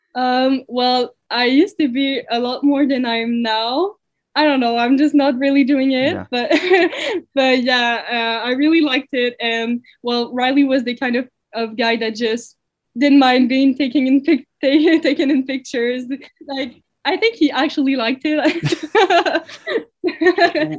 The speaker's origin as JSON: {"language": "English", "town": "Waterloo", "region": "Quebec", "country": "Canada", "also_born_or_lived": "Saguenay", "moved": "as an adult", "lives_now": "Sherbrooke, Canada", "said": "I'm from Waterloo, but I've uh, I've studied in Saguenay"}